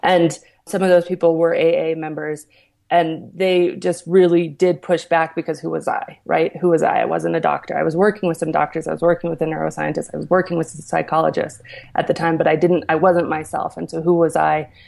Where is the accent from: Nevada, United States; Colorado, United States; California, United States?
Colorado, United States; Aspen; also born or lived in New York City; So I'm from Aspen, Colorado